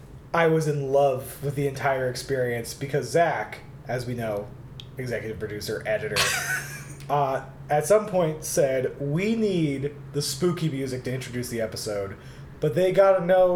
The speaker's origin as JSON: {"language": "English", "town": "Seattle", "region": "Washington", "country": "United States", "said": "I am from Seattle, Washington."}